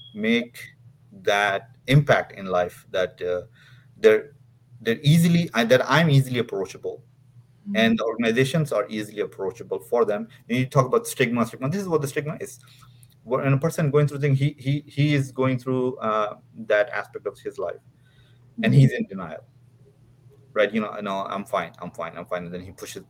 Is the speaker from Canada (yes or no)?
no; Dubai, United Arab Emirates; moved away as an adult; also born or lived in Pakistan; I was raised in Dubai.